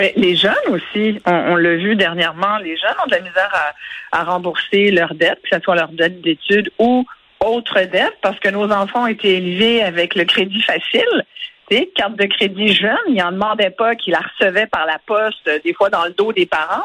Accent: Canada; on est aussi des Canadiens

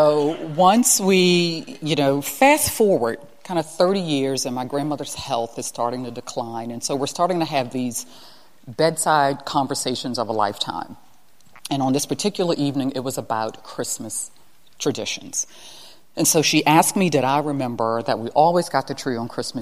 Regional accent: Baltimore, Maryland, United States; I'm from Baltimore, you got to rep your high school. I was at Paul Lawrence Dunbar High School

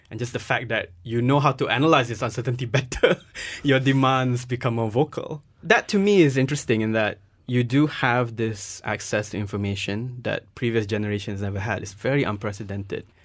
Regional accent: Nottingham, East Midlands, United Kingdom; both of you are from Nottingham. I'm from Nottingham as well.

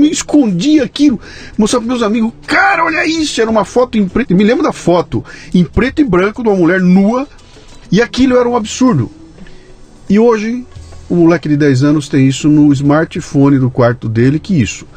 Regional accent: Bauru, São Paulo, Brazil; quando era moleque lá em Bauru, que eu tinha 12 anos de idade, 13 anos de idade

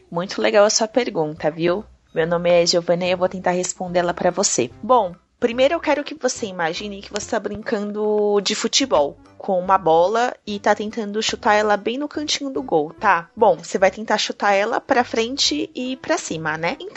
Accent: Recife, Pernambuco, Brazil; Tenho 5 anos. Sou de Recife.

